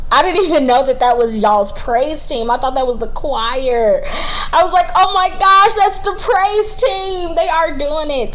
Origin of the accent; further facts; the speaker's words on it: Charlotte, North Carolina, United States; I am from Charlotte, North Carolina, uh, born and raised.